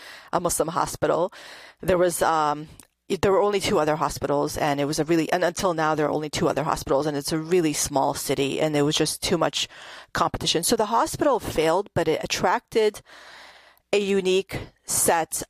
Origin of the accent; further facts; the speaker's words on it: Panama City, Florida, United States; also born or lived in New Jersey; I grew up in the Panhandle in Panama City, Florida